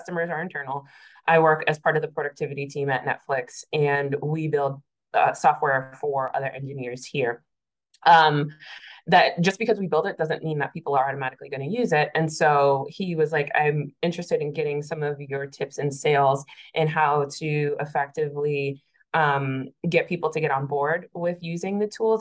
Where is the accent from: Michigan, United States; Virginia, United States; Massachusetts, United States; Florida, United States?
Massachusetts, United States; moved away as an adult; now in Atlanta, United States; I'm originally from Massachusetts. I moved to Atlanta in 2019